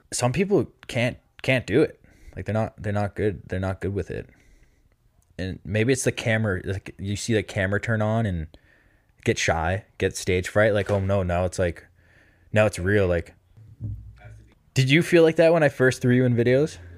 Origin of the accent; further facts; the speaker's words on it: Massachusetts, United States; I'm from Mass